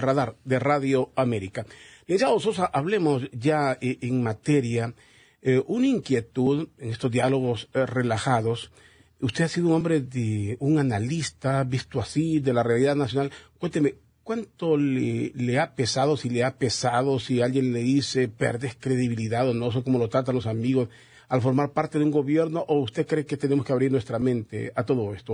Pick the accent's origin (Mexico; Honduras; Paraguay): Honduras; como hondureños